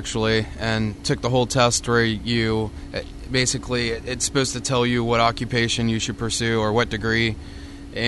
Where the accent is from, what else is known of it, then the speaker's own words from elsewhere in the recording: United States; moved away as an adult; also born or lived in Tallahassee, Florida / Atlanta, Georgia; now in Tampa, United States; I was given a job as the apprentice at Poplar Head Mule Company in Dothan, Alabama, which is about 30 miles away from my hometown.